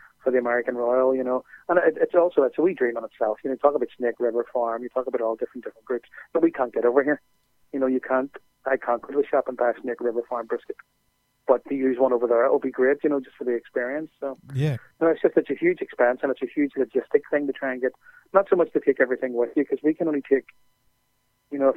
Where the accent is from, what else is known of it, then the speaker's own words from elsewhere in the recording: Ireland; also born or lived in Belfast; we're from Ireland